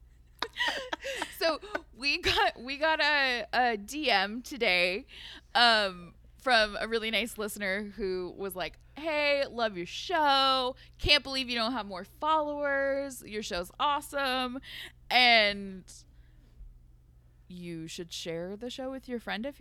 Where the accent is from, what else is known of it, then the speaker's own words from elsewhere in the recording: United States; we are very American.